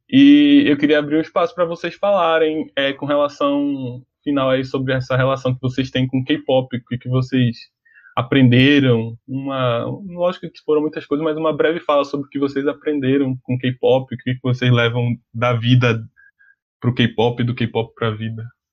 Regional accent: Brazil; nós como brasileiros

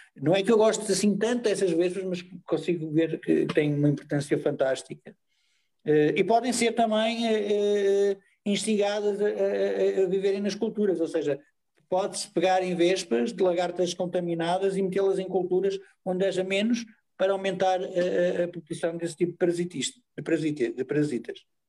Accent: Porto, Norte, Portugal; now in Lisbon, Portugal; Eu quando vim para Lisboa morar, que eu sou do Porto

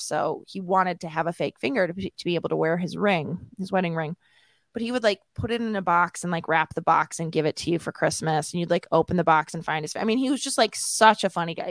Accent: Downers Grove, Illinois, United States; born or raised there; moved away as an adult; also born or lived in Palos Hills, Illinois

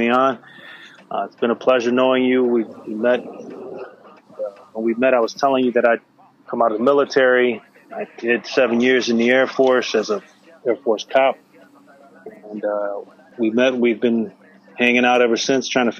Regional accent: United States; I was born and raised in America. My parents are from Mexico

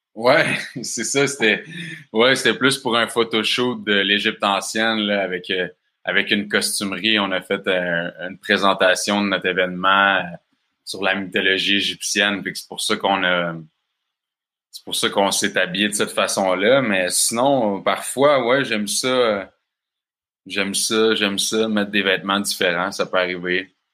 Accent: Bas-Saint-Laurent, Quebec, Canada; accent: Québécois; je viens du Bas-Saint-Laurent. Mes parents, ils ont une ferme d'alimentation biologique dans le coin. Fait que j'ai grandi sur une ferme

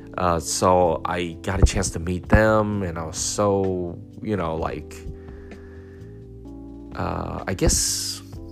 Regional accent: United States; I wish I kind of grew up in Europe rather than growing up here in the United States.

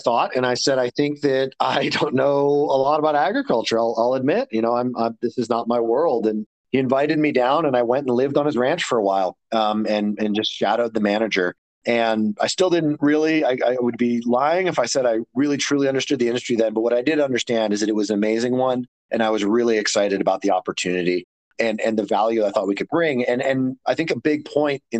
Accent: Maryland, United States; moved away as an adult; also born or lived in Australia / West Coast; now in Denver, United States; I grew up in Maryland

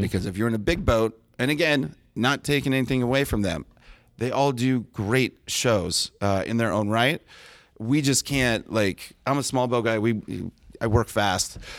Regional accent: Del Mar, California, United States; I grew up in Del Mar right next to the racetrack

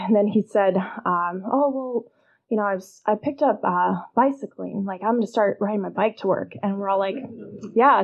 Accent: Illinois, United States; I grew up in Illinois

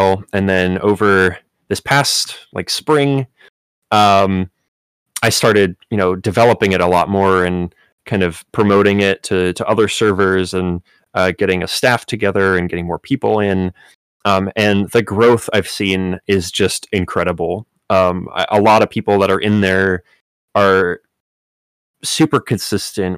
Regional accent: Chicago, Illinois, United States; also born or lived in Miami; I'm from Chicago

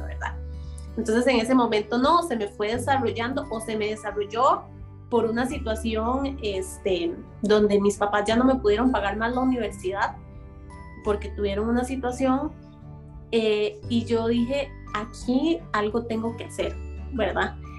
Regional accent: San Isidro de Heredia, Heredia, Costa Rica; Soy, eh, para los que conocen Costa Rica, eh, de la provincia de Heredia, específicamente en San Isidro de Heredia.

